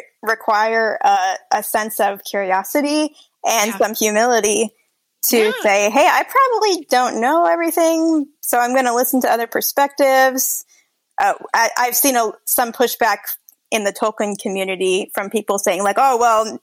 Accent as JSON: {"language": "English", "region": "Hawaii", "country": "United States", "moved": "yes", "said": "I'm originally from Hawaii"}